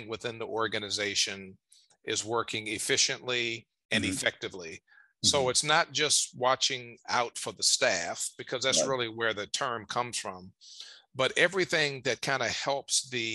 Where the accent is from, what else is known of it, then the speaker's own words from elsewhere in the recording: Richmond, Virginia, United States; in my hometown of Richmond, Virginia